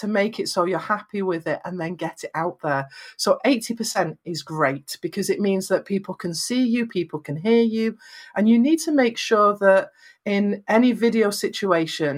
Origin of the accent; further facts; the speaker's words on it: Lancashire, North West England, United Kingdom; I'm from Lancashire in Northwest England, so I have very flat vowels